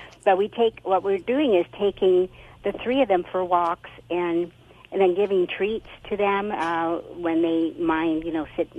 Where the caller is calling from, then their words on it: Arroyo Grande, California, United States; Arroyo Grande, Central Coast, California.